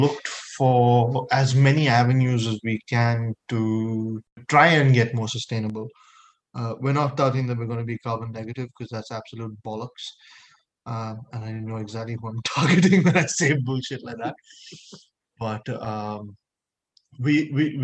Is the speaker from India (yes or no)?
yes; India; moved away as an adult; I'm an Indian citizen that's been here for 5 years